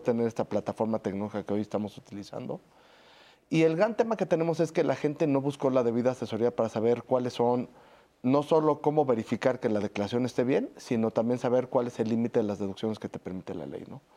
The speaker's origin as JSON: {"language": "Spanish", "country": "Mexico", "said": "como mexicanos"}